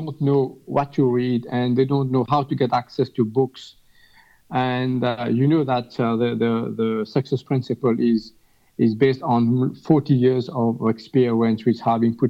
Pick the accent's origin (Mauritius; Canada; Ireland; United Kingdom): Mauritius; I'm from Mauritius